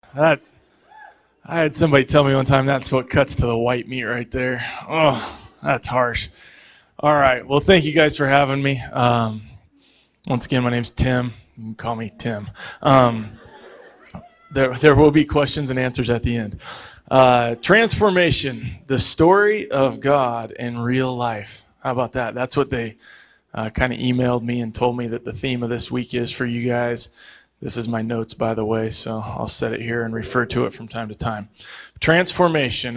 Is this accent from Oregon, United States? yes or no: yes; Eugene, Oregon, United States; moved away; also born or lived in Pittsburgh; I grew up in Eugene